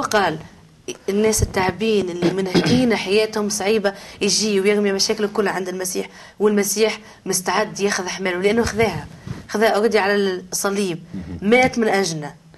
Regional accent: Tunisia; انا مم. تونسيه وامي من سيدي بوزيد وانا باش نبقى تونسيه

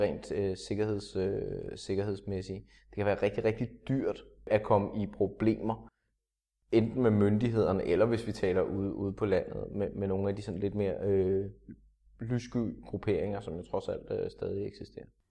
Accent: Denmark

